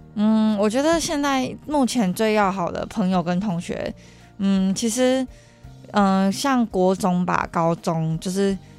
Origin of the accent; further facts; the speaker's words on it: Taichung, Taiwan; 因为像我是台中人嘛